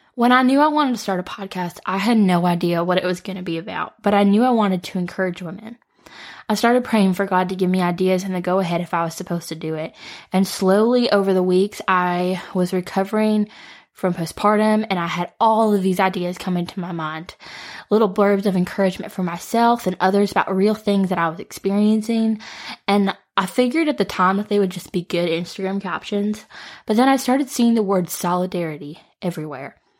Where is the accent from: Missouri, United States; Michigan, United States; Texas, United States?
Michigan, United States; Detroit; moved away as an adult; now in Nashville, United States; I am from the Metro Detroit area, but I moved to Nashville on my own at eighteen.